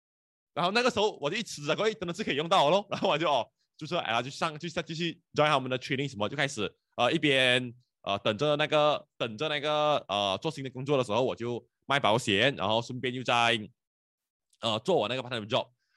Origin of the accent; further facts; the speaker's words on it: Penang, Malaysia; 然后你知道我是槟城人来的，所以槟城人特别不喜欢来 KL 做工的。